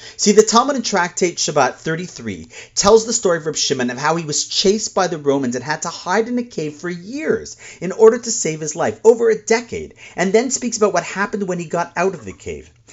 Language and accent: English; Toronto, Ontario, Canada; my hometown of Toronto